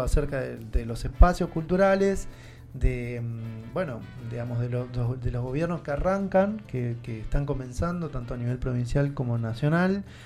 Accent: Argentina; soy argento y por qué no soy de otro país

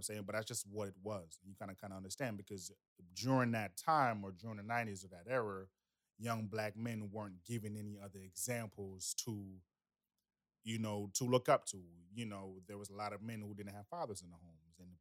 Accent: United States; also born or lived in Jamaica; I was born in Jamaica and I was raised in America.

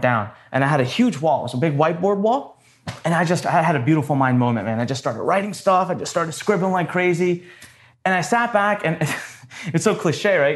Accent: Punjab, India; now in Maryland, United States; I'm actually Punjabi, so I'm from north part

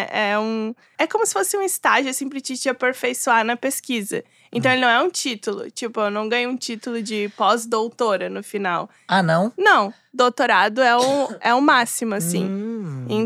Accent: Rio Grande do Sul, Brazil; moved away as an adult; also born or lived in Portugal / Paris / Japan; eu sou do Rio Grande do Sul, bem do interior, na verdade.

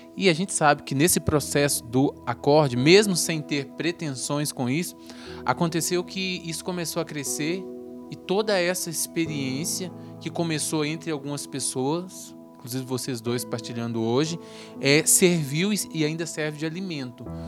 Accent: Minas Gerais, Brazil; eu e …, que nós somos de Minas

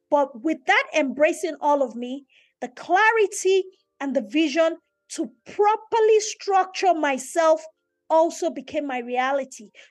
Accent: Nigeria; me being a Nigerian, Yoruba, African woman is so important and critical for me to never ever lose that.

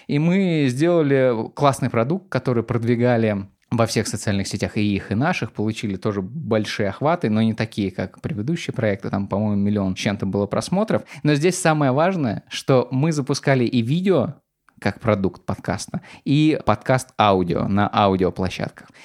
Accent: Volgograd, Volgograd Oblast, Russia; now in Saint Petersburg, Russia; я парень из Волгограда, из окраины Волгограда, который переехал в Петербург и устроился в Газпром

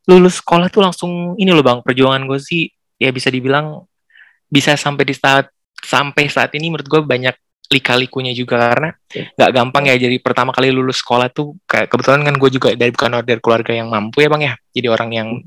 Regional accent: Bekasi, West Java, Indonesia; gue anak Bekasi kebetulan lahir di Bekasi sampai sekarang gede juga di Bekasi

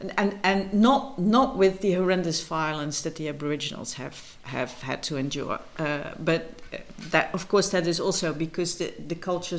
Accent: Maastricht, Limburg, Netherlands; moved away as an adult; as a Southerner, you go to Holland

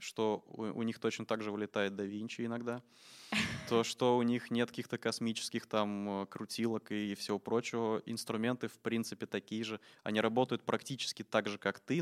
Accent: Samara, Samara Oblast, Russia; moved away as an adult; also born or lived in Moscow; Я из Самары сам

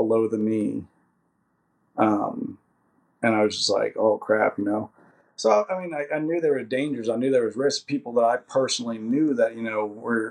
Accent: Kentucky, United States; moved away as an adult; I had nothing, and I do mean nothing, there for me in Kentucky besides my family

